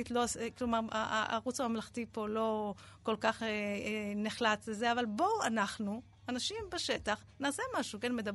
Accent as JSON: {"language": "Hebrew", "town": "Beit HaGadi", "region": "Southern District", "country": "Israel", "tie": "born there", "first_language": "ar", "said": "ברקע שלי נולדתי במושב בדרום, מושב בית הגדי, וההורים שלי דיברו"}